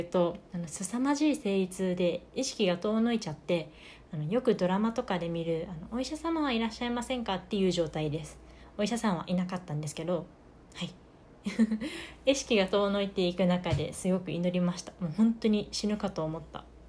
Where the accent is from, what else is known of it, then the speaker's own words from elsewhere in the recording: rural Fukuoka, Japan; 私の地元で福岡の田舎だから